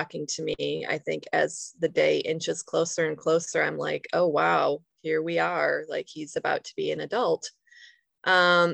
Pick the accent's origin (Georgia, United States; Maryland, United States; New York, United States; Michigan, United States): Michigan, United States; Grand Rapids; moved away as an adult; also born or lived in Arizona; we moved back to my hometown in Grand Rapids, Michigan